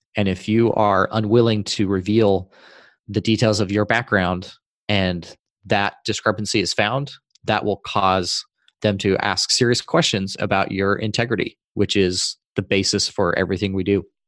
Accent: Utah, United States; moved away as an adult; In the state I grew up in Utah

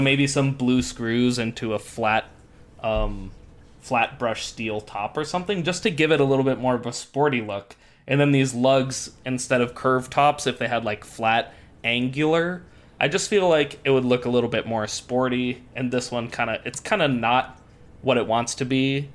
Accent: Midwest, United States; also born or lived in Scotland; I grew up in the Midwest

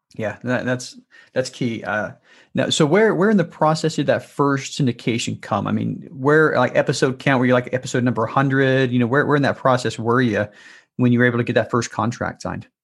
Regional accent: Salt Lake City, Utah, United States; I was born and raised in Salt Lake City

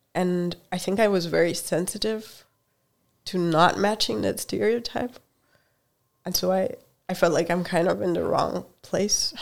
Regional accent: Hungary; English is a second language; moved away; also born or lived in Germany; I grew up in Hungary

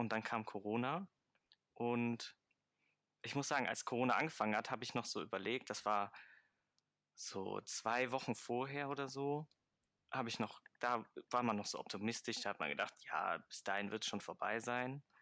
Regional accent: Mönchengladbach, North Rhine-Westphalia, Germany; Ich komme aus Mönchengladbach-Fenn

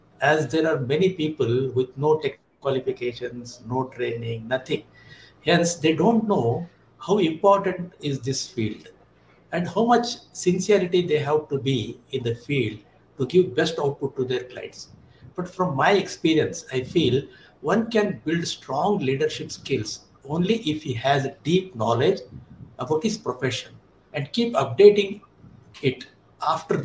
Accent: India

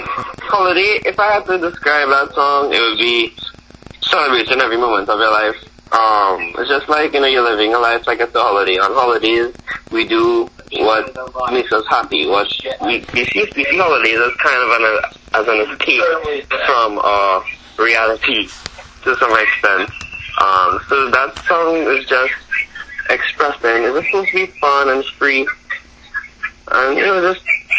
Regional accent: Trinidad & Tobago; accent: Caribbean; moved away as an adult; also born or lived in Brooklyn, New York; now in United States; No, I was actually born in Brooklyn. Oh, in Brooklyn? New York. Yes, sir. But I grew up in Trinidad.

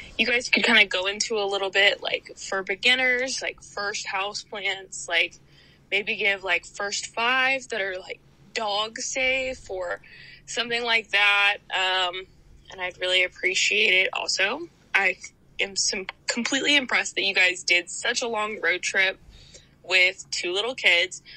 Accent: South Texas, United States; now in California, United States; I'm from South Texas, but I'm actually in California. I live in California now

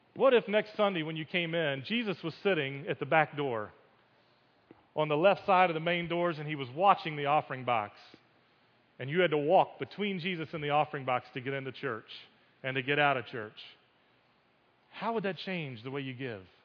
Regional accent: United States; growing up as an American Christian

